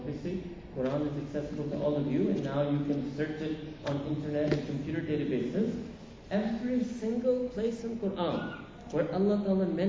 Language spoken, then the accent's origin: English; New York City, New York, United States; I grew up in Manhattan